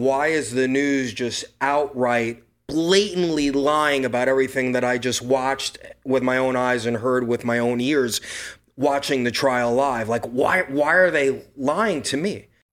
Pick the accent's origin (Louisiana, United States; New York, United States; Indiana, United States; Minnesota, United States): New York, United States; New York City; I'm from Brooklyn, New York